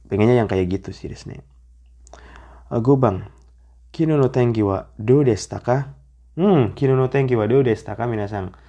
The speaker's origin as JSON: {"language": "Indonesian", "region": "Jakarta", "country": "Indonesia", "said": "Jakarta ramai banget Jakarta kotaku sensei orang Jakarta ya saya orang Jakarta"}